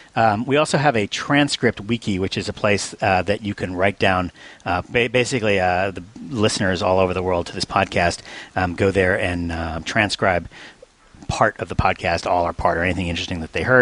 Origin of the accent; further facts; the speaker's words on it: New Zealand; But being a New Zealander and all, I thought it would be nice if, at least on Stack Overflow, you had the ability to choose a little flag that goes next to your name.